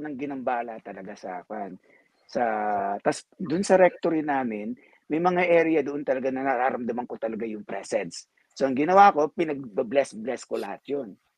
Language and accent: Tagalog; Philippines; now in United States; kasi Filipino ako